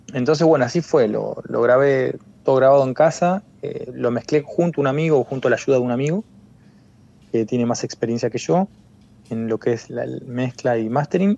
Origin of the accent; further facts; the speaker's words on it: Argentina; moved away as an adult; also born or lived in Buenos Aires; now in A Coruña, Spain; la identidad de uno como argentino cuando te vas a, afuera